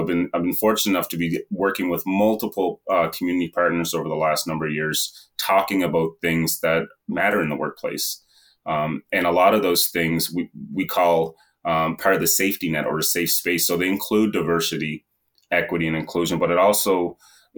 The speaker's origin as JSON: {"language": "English", "town": "Sydney", "region": "Nova Scotia", "country": "Canada", "tie": "born or raised there", "said": "I'm from Whitney Pier, which is a cultural mosaic or a melting pot community located in Cape Breton Island in Nova Scotia. So I'm at the very far east coast of this beautiful country. And I've been born and raised here"}